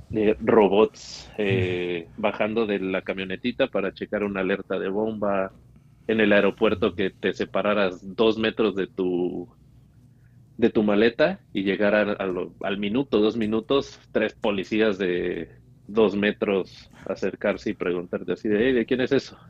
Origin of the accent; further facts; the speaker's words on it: Pachuca, Hidalgo, Mexico; moved away as an adult; now in United States; soy de Pachuca, Pachuca Hidalgo